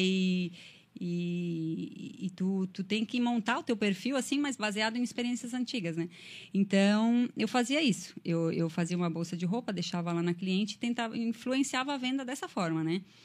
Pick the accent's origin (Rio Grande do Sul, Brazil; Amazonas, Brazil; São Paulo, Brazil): Rio Grande do Sul, Brazil; Anta Gorda; moved away as an adult; now in Criciúma, Brazil; Eu sou lá do interior do Rio Grande do Sul, o nome da minha cidade, com muito orgulho, é Antagorda, fica na Serra Gaúcha